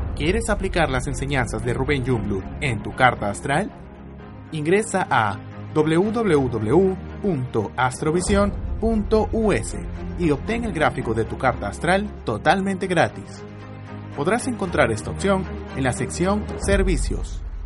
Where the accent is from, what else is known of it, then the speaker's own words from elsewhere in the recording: Lima, Peru; 11 de agosto de 1967 nací en Lima, Perú